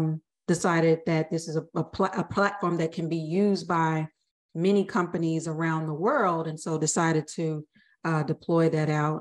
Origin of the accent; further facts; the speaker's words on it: the South, United States; I'm from the South